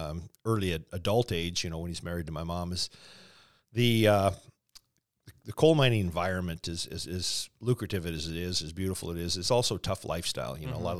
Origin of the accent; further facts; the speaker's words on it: Calgary, Alberta, Canada; born there; I was born in Calgary, Alberta.